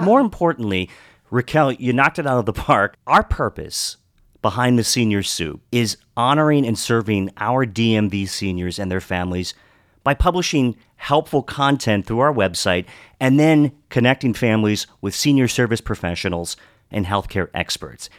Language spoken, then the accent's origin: English; Western Maryland, United States; moved away as an adult; also born or lived in Pittsburgh; I grew up in Western Maryland, went to school in Pittsburgh